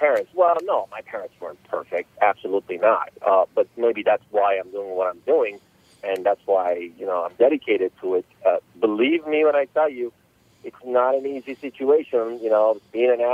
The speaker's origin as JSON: {"language": "English", "town": "Los Angeles", "region": "California", "country": "United States", "tie": "born or raised there", "said": "I grew up in Los Angeles, California, since about 1983"}